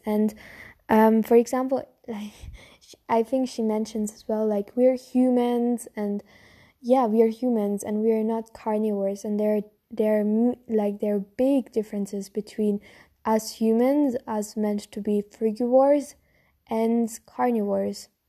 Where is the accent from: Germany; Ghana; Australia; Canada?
Germany; I'm from Germany, so our food culture is mainly on meat and bread